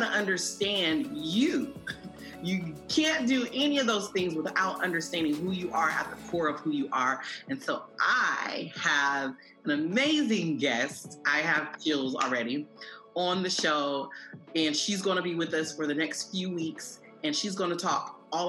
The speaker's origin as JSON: {"language": "English", "town": "Columbus", "region": "Ohio", "country": "United States", "said": "I'm from Columbus, Ohio."}